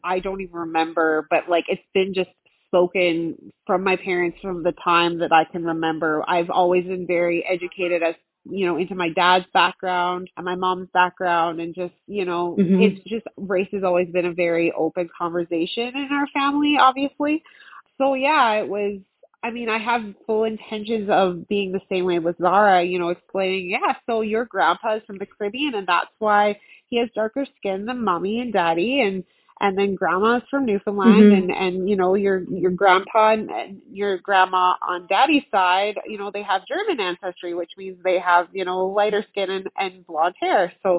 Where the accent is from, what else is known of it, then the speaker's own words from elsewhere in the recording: New Zealand; now in Canada; I mean, I'm from New Zealand, so I'm as, mm-hmm, Canadian as a bag of ketchup chips.